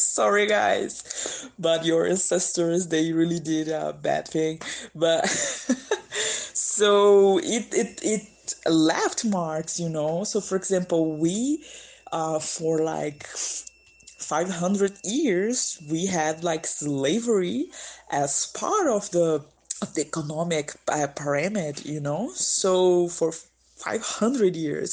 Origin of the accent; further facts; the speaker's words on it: São Luís, Maranhão, Brazil; English is a second language; moved away as an adult; now in São Paulo, Brazil; my hometown, it's a beautiful island in the northeast of Brazil called São Luís